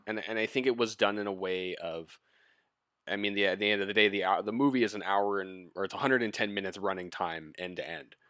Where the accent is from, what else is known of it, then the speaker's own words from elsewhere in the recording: Vancouver, British Columbia, Canada; also born or lived in Winnipeg; Vancouver, which is my hometown